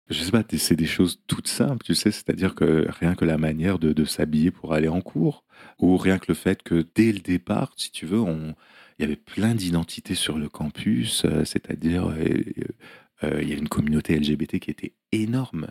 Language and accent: French; France; moved away as an adult; now in New York, United States; je suis français, mais je vis aux États-Unis